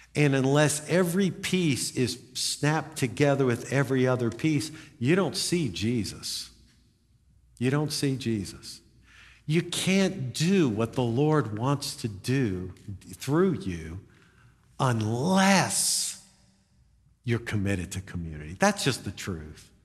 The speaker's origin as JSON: {"language": "English", "country": "United States", "said": "I'm an American."}